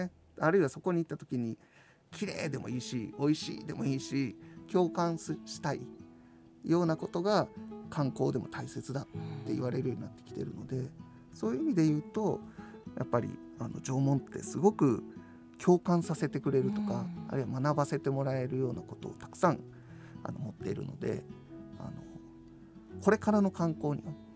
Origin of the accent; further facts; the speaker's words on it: Sakai, Osaka, Japan; now in Hokkaido, Japan; 私は大阪でその世界遺産にもなった古墳群がある堺の出身